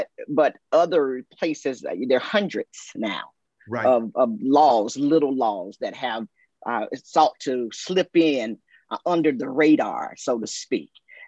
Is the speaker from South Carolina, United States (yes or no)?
yes; South Carolina, United States; I'm from South Carolina, okay? Grew up in South Carolina.